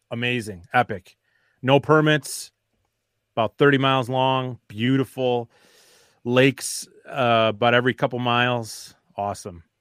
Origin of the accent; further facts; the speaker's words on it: Wisconsin, United States; I'm from Wisconsin